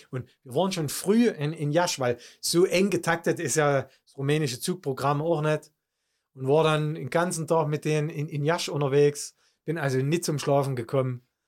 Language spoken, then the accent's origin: German; Germany; bei uns in Deutschland